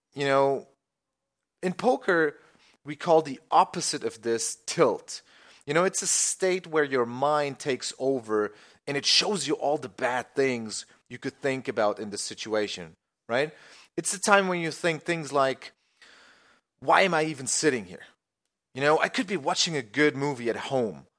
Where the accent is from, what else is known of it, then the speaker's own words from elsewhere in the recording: Germany; I'm from Germany